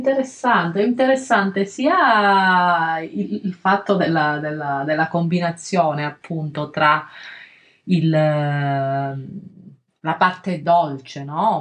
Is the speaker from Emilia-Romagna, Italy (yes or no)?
no; Calabria, Italy; nel mio paese una volta c'era questa festa che chiama, si chiama, c'è ancora Santa Liberata, ma all'epoca veramente venivano fedeli da tantissime parti della, della, Calabria